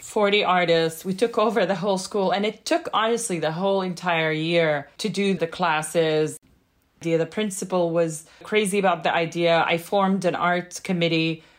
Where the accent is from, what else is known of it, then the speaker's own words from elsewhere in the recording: Jordan; now in Boston, United States; growing up in Jordan